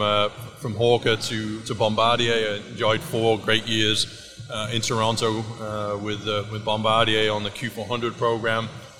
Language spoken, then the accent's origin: English; Wrexham, Wales, United Kingdom; moved away as an adult; also born or lived in Wichita, Kansas; now in Mobile, United States; My hometown of Wrexham